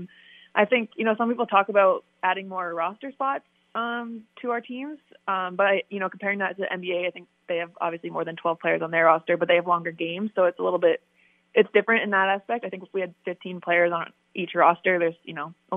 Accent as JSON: {"language": "English", "country": "Canada", "said": "I love being Canadian and being from Canada"}